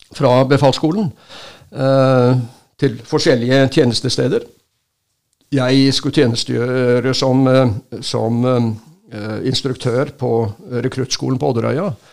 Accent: Stavanger, Rogaland, Norway; moved away; jeg kom fra Stavanger, og der eh, Mitt eneste forhold til Forsvaret den gangen var at vi som gutter så sykla vi ut til Madlamoen fra, fra Bekkefaret, hvor jeg bodde

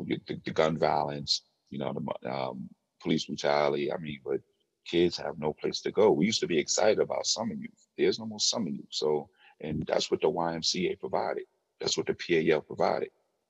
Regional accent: New York City, New York, United States; I grew up in Harlem

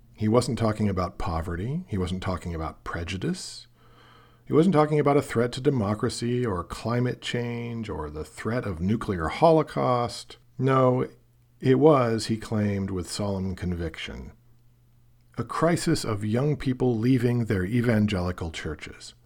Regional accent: Portland, Oregon, United States; also born or lived in Seattle; I grew up in Portland, Oregon, the child of two teachers

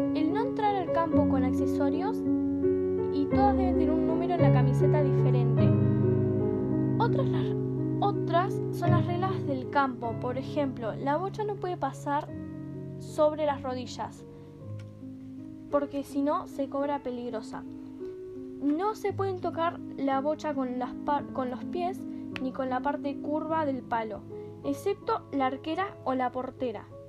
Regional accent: Buenos Aires, Argentina; now in Trelew, Argentina; Cuando yo era pequeño jugaba en un club de Buenos Aires al hockey también

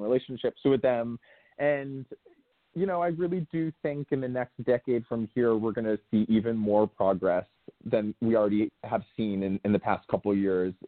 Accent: New Canaan, Connecticut, United States; I grew up right outside of New York in a small town called New Canaan in Connecticut

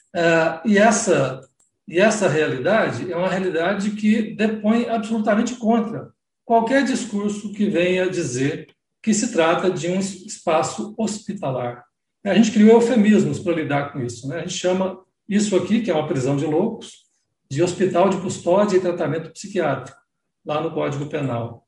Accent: Goiás, Brazil; eu sou de Goiás, eu ajudei a construir o Paili

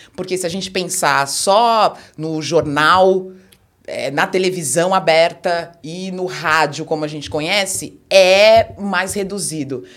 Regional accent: São Paulo, Brazil; dentro do bairro que eu nasci, cresci

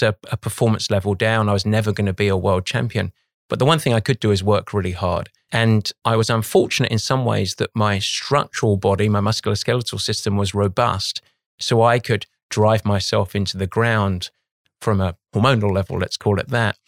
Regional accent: London, United Kingdom; moved away as an adult; now in United States; I, I grew up on the east side of London

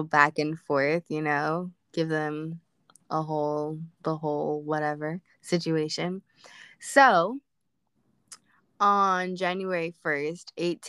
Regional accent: United States; I was born in America

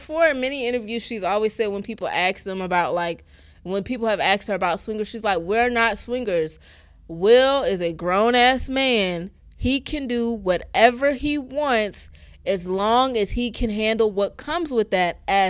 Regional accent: Baltimore, Maryland, United States; Hey, shout. I'm from Baltimore. That's how they say it.

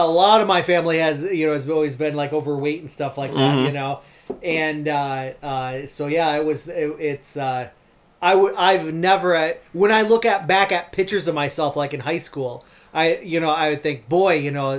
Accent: Bay City, Michigan, United States; also born or lived in West Virginia; I grew up here my entire life

